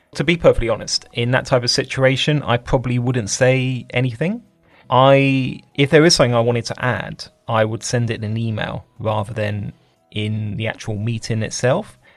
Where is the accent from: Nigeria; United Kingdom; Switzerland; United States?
United Kingdom